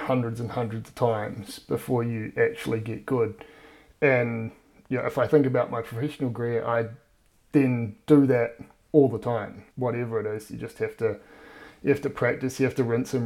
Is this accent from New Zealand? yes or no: yes; Auckland, New Zealand; also born or lived in Dunedin; Grew up in Auckland, went to Rosmini College.